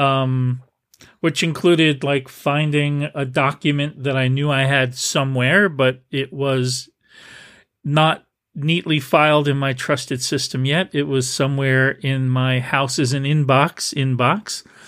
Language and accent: English; New Jersey, United States; also born or lived in New Brunswick, Canada; now in San Francisco Bay Area, United States; growing up in New Jersey, in New Brunswick, Canada during the summer